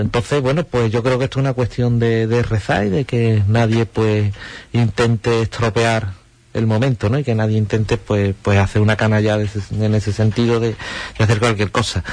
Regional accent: Huelva, Andalusia, Spain; Yo he vivido y nacido toda la vida al lado de, la placeta, toda mi vida

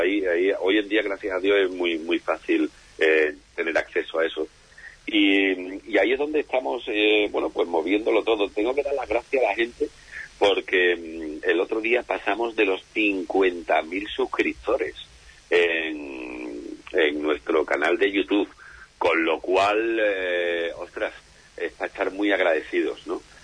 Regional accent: Andalusia, Spain; yo soy lo que denominamos en nuestra bendita tierra Andalucía un jartible

